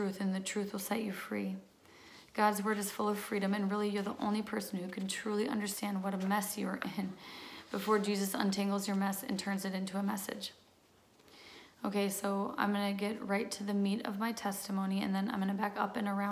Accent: Minnesota, United States; I am from Minnesota

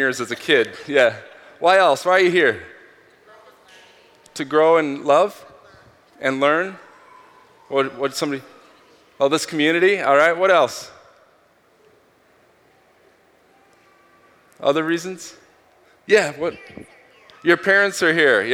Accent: Minneapolis, Minnesota, United States; I'm from Minneapolis

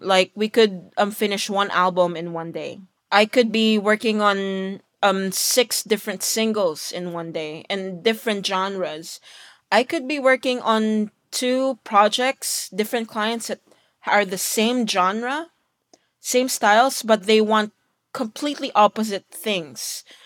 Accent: Philippines; now in Los Angeles, United States; me being Filipino, Asian, working in L A as a mastering engineer

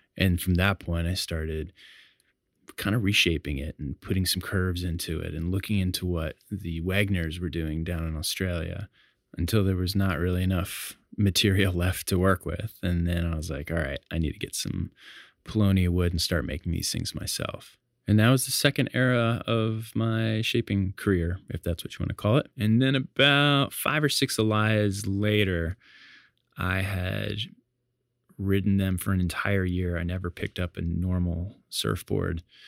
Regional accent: Hatteras Island, Outer Banks, North Carolina, United States; also born or lived in Chicago; I grew up in the Outer Banks of North Carolina on Hatteras Island. I moved there from Chicago when I was about eight years old

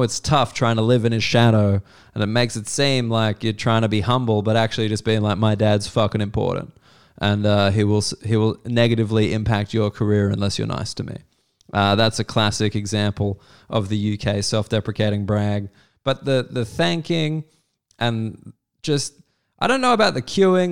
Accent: Australia; also born or lived in United Kingdom; as an Australian

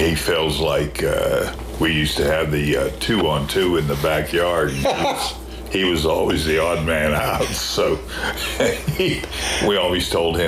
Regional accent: Burgettstown, Pennsylvania, United States; moved away; also born or lived in Washington, Pennsylvania / Charlottesville, Virginia; In Burgettstown, Pennsylvania. small town. Didn't have a stoplight at that time, but it does have one now.

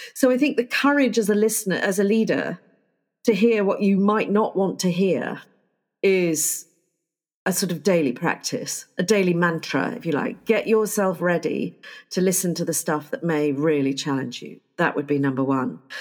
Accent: United Kingdom; I am terribly British

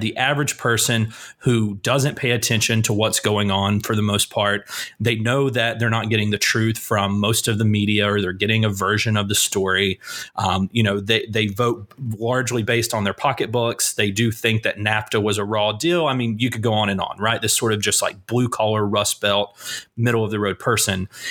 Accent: Asheville, North Carolina, United States; my hometown is just doing its best to make me proud

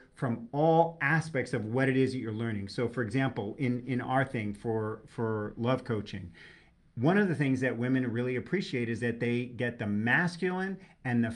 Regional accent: New York, United States; I'm a New Yorker. I speak colorfully

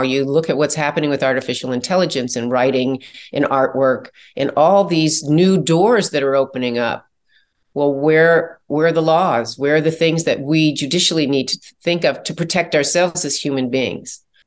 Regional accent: Chicago, Illinois, United States; I'm from Chicago

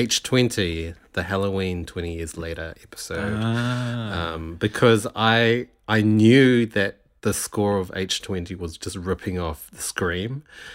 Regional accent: New Zealand; accent: international; Because I've been here for so long now, I don't really get picked out as a Kiwi anymore. I think my accent has softened a lot.

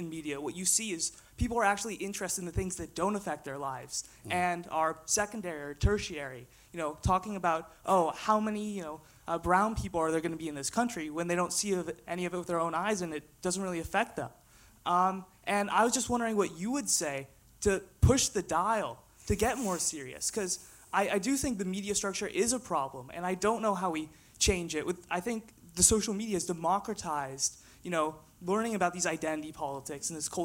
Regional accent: United States; now in Scotland, United Kingdom; I'm American

